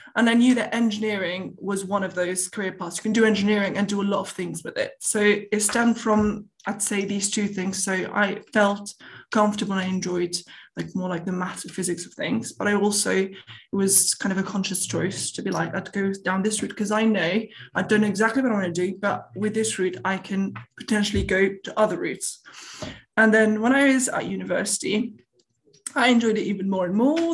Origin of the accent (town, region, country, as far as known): Tunisia; born or raised there; moved away